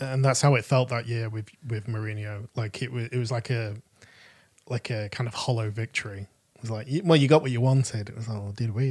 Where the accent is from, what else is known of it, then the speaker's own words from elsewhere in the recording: Manchester, North West England, United Kingdom; I'm I'm from Manchester and um, pl- playing for a local football team when I was that age